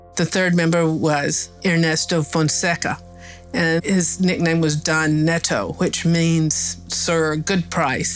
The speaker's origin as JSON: {"language": "English", "region": "Appalachia", "country": "United States", "moved": "yes", "said": "I'm from Appalachia"}